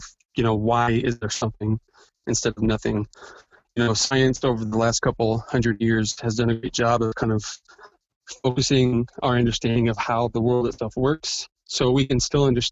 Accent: American Midwesterner, United States; also born or lived in Kansas City area; I am a pretty normal American Midwesterner, husband, father of five. In my early 40s, and I live in the Kansas City area

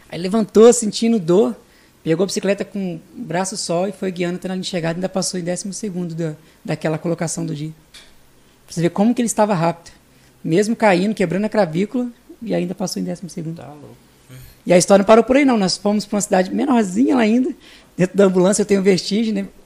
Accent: Vitória, Espírito Santo, Brazil; E aí eu vim de Vitória, botei na cabeça pra andar de BMX.

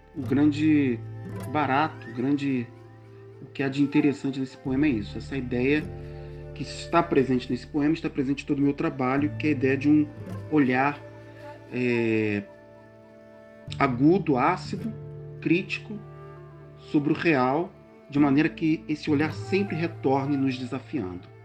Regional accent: Rio de Janeiro, Brazil; now in Teresópolis, Brazil; sou natural do Rio de Janeiro, moro atualmente na cidade de Teresópolis região serrana do Rio.

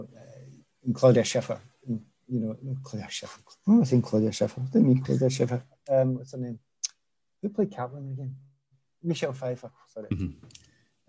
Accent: Glasgow, Scotland, United Kingdom; moved away; I come from Easterhouse

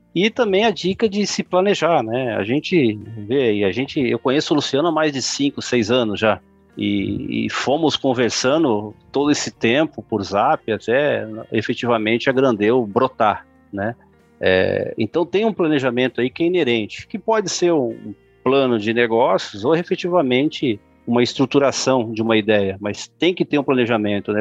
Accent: Brazil; eu sou brasileiro

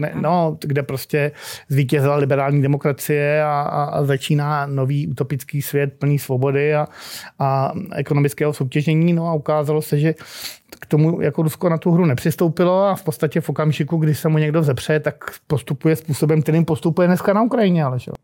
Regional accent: Prague, Czechia; u nás na Proseku, kde teda jsme byli sídlišní krysy

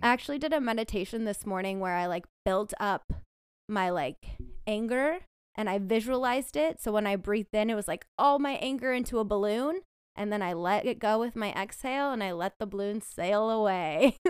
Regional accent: San Diego, California, United States; moved away as an adult; also born or lived in Stanford, California / Texas; now in Bay Area, United States; I grew up in Southern California in San Diego

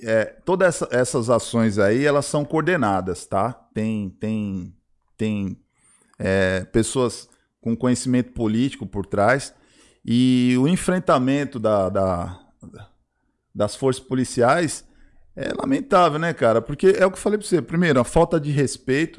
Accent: Brazil; também sou brasileiro

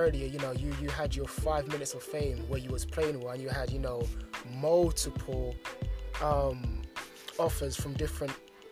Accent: London, United Kingdom; me growing up in London

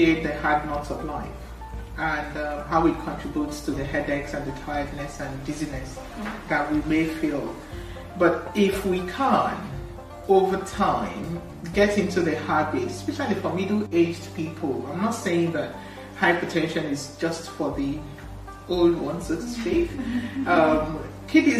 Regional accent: Imo, Nigeria; moved away as an adult; now in United Kingdom; I'm from Imo State, and I had my training in Idiaba

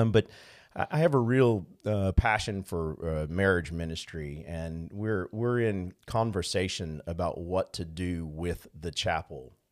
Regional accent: New Orleans, Louisiana, United States; moved away; growing up in New Orleans, we had the great pleasure of having a fishing place and a hunting place

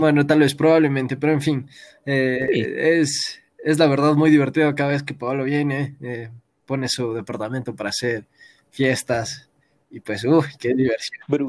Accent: Quito, Pichincha, Ecuador; todos somos ecuatorianos, nacimos en Quito

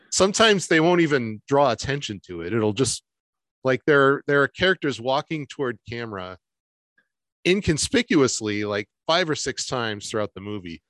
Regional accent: Michigan, United States; moved away as an adult; also born or lived in Detroit; I'm from Michigan

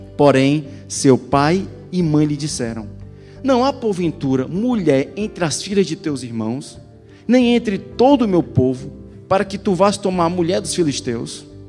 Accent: Ceará, Brazil; moved away; Eu sou cearense, nasci no Ceará, tive uma, tive, tive quase todo o meu ministério no Ceará

